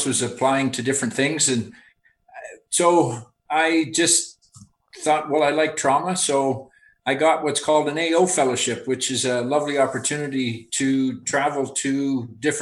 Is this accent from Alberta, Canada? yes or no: yes; Alberta, Canada; I'm actually sitting right now on the family farm where I grew up, just about 10 miles west of Calgary.